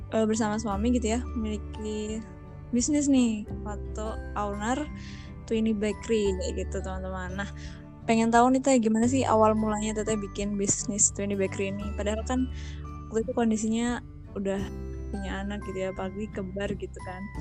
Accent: Indramayu, West Java, Indonesia; now in Bandung, Indonesia; asalnya dari Indramayu sebetulnya cuman sekarang oh, Eh, tinggal menetap di Bandung bersama suami dan anak-anak.

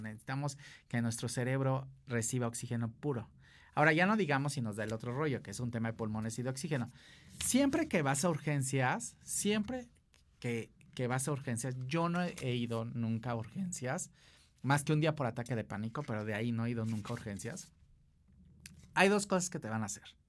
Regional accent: Acapulco, Guerrero, Mexico; Yo soy de Acapulco

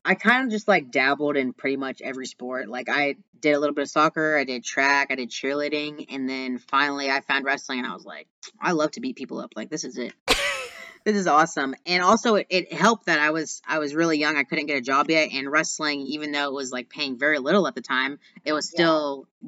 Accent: Austin, Texas, United States; he actually lives in my hometown. He lives in Austin, Texas, which is where I'm

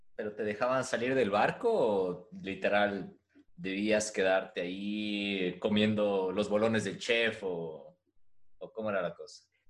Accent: Ecuador; nosotros como ecuatorianos

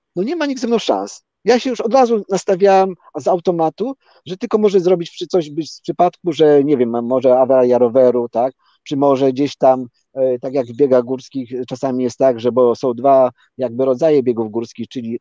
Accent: Polanica-Zdrój, Lower Silesian Voivodeship, Poland; now in Hordaland, Norway; ja tam się urodziłem i tam mieszkałem przez dłuższy czas

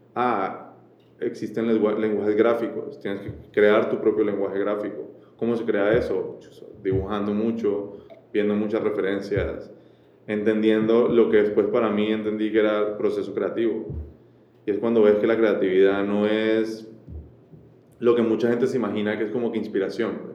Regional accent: Colombia; moved away as an adult; also born or lived in France / Panama; nacer en Colombia

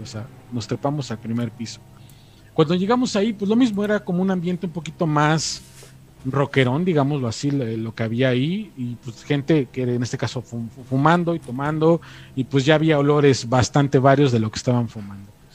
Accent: State of Mexico, Mexico; now in Mexico City, Mexico; yo soy del Estado de México

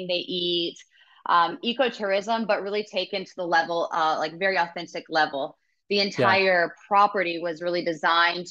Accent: Savannah, Georgia, United States; moved away as an adult; also born or lived in Atlanta, Georgia; now in Costa Rica; I was born and raised in Georgia, in Savannah, and grew up there, moved to Atlanta for college

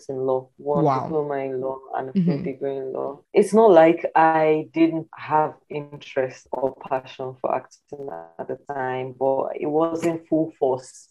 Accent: Nigeria

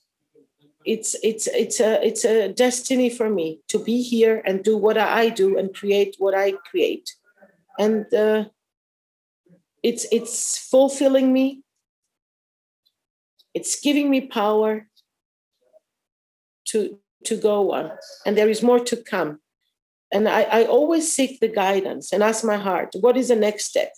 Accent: Paphos, Paphos District, Cyprus; also born or lived in Akamas Peninsula, Cyprus; I was born at Ktima in Paphos, city of Paphos, and we moved very near Akamas Peninsula and the Baths of Aphrodite at 1978.

